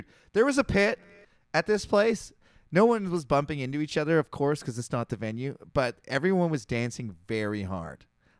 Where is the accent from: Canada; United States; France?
Canada; I'm a Canadian.